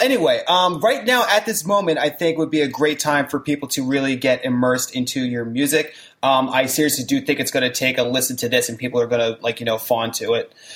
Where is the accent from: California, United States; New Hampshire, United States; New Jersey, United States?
New Jersey, United States; I'm from the Southern Jersey region